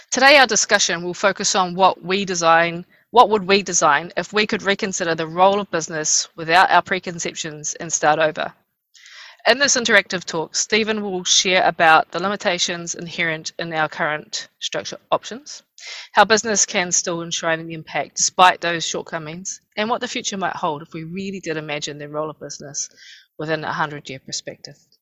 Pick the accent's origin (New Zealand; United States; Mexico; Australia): New Zealand; Rotorua, Bay of Plenty; I hail from Rotorua